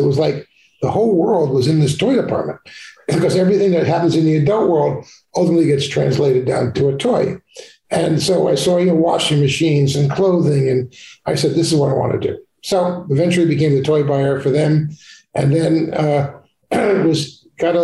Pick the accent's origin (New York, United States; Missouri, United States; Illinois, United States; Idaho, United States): New York, United States; Long Island; I was growing up on Long Island